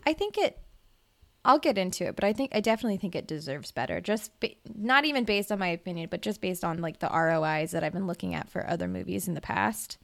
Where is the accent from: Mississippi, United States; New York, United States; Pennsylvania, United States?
Mississippi, United States; I'm from Mississippi